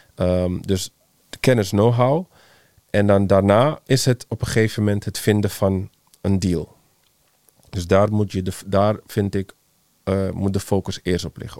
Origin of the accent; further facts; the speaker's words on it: Netherlands; we als Nederlanders